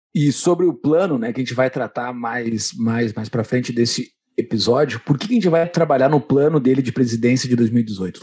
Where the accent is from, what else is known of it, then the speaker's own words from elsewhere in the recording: Gaúcho, Rio Grande do Sul, Brazil; como um bom gaúcho, eu tomo meu chimarrão no domingo